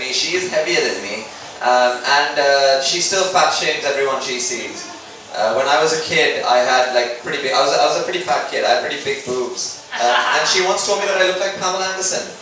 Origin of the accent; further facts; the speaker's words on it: Sri Lanka; moved away as an adult; now in United Kingdom; I come from a third world country. I come from Sri Lanka.